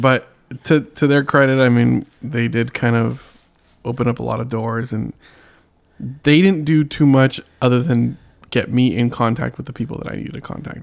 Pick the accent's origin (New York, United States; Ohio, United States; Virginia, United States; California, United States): California, United States; San Diego; I'm from San Diego